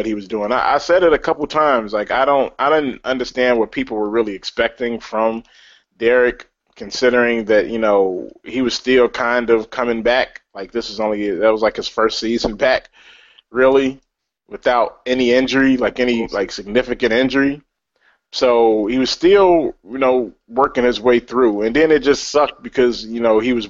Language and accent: English; Chicago, Illinois, United States; I'm from Chicago